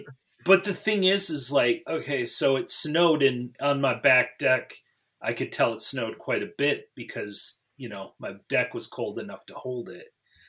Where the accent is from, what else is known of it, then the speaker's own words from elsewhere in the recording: Michigan, United States; moved away as an adult; also born or lived in Chicago / East Coast; Well, so I grew up in the Great Lakes. You know, I lived in Michigan. I grew up in Michigan most of my time, and then I lived in Chicago. Then I moved to the East Coast. But, like, I've lived south of the Mason-Dixon line for over 20 years now.